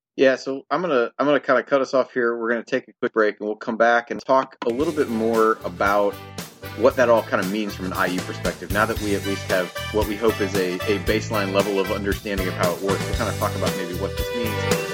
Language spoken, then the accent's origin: English; Indiana, United States; from my time growing up in Indiana